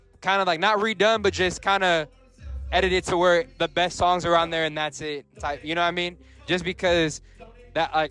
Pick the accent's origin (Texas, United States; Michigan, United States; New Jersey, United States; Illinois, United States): Texas, United States; San Antonio; born or raised there